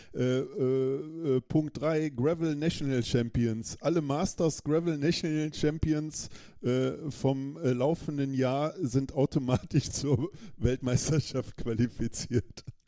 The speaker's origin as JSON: {"language": "German", "country": "Germany", "said": "als Deutscher in Deutschland"}